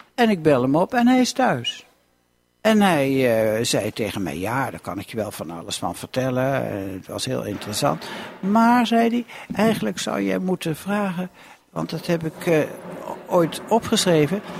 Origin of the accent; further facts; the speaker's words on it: Lochem, Gelderland, Netherlands; moved away as an adult; also born or lived in Enschede; ik kom uit Lochem. En de grap is dat ik nu weer in Lochem woon